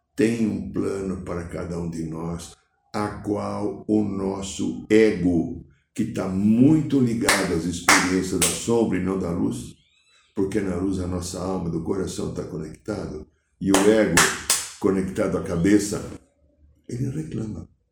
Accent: São Paulo, Brazil; moved away; Sou paulistano

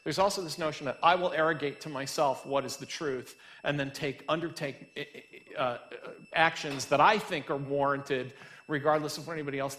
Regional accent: United States; as an American

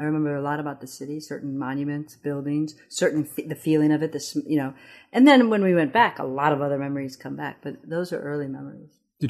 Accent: Addis Ababa, Ethiopia; English is a second language; now in United States; I was raised in Addis and really culturally Ethiopian. And then the adjustment of coming to the United States

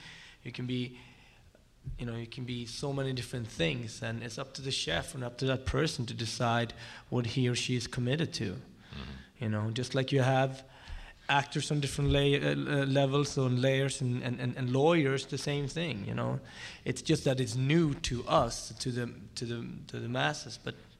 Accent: Sweden; moved away as an adult; also born or lived in Ethiopia / France; now in United States; Great being raised in Sweden

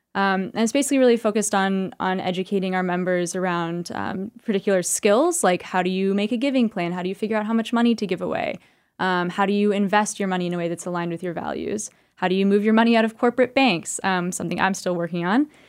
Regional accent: California, United States; now in New York, United States; I'm from California originally

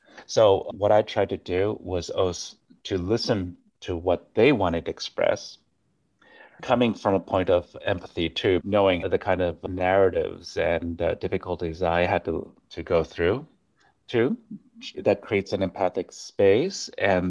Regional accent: Japan; first language Japanese; English is a second language; also born or lived in New York, United States / Switzerland; I was born in New York, but my family, when I was about eight months old, we moved to Japan, and we spoke Japanese at home. We still speak Japanese at home. Then we moved to Switzerland, where I first started speaking English

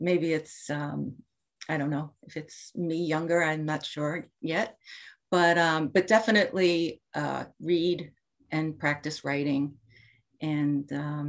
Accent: Commack, New York, United States; My first job was at the Comac Public Library when I was 16, 17. I grew up in Comac.

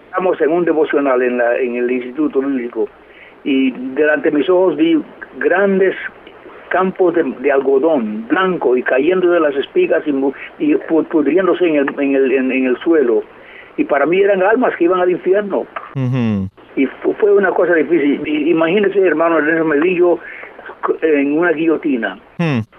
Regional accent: Puerto Rico; born there; yo nací en Puerto Rico, mis padres fueron misioneros.

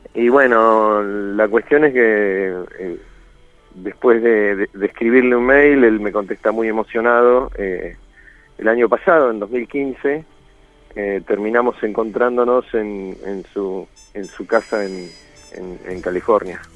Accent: Argentina; soy un sobreviviente del Regimiento 7, digamos, la unidad con más muertos y heridos del lado argentino

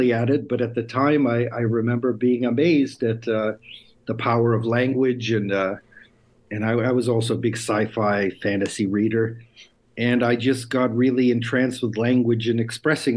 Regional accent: United States; first language Lithuanian; moved away as an adult; now in Lithuania; I was born in the States, but my parents were born here

